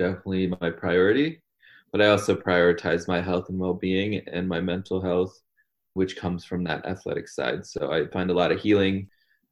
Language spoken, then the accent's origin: English; Glastonbury, Connecticut, United States; also born or lived in India; now in Montana, United States; I was growing up in Connecticut, which is a very white community in Glastonbury